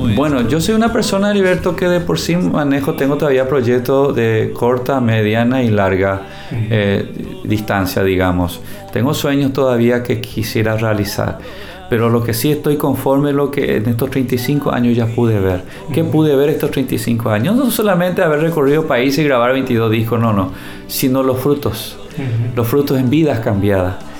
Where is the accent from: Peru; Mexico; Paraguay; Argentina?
Paraguay; en mi país, este país, yo recorro cada rincón, conozco cada metro de este país porque es mi tierra, nuestra tierra.